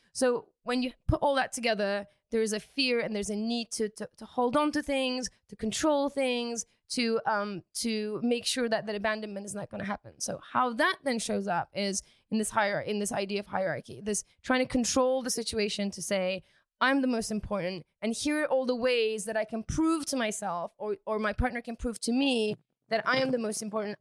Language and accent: English; United Kingdom; I'm British, so I say fancy